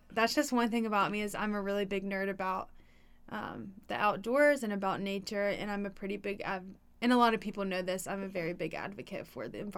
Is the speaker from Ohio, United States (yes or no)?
no; Atlanta, Georgia, United States; moved away; I'm from Atlanta